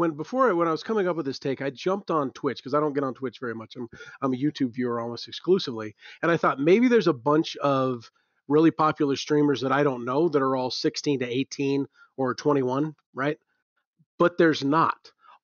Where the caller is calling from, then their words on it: Cheyenne, Wyoming, United States; I guarantee you I'm the first caller you've ever had from Cheyenne, Wyoming.